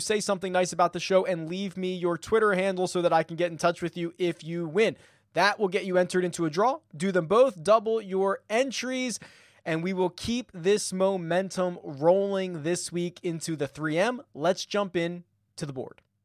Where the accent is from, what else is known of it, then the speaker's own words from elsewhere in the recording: Philadelphia, Pennsylvania, United States; moved away; I'm from Philadelphia originally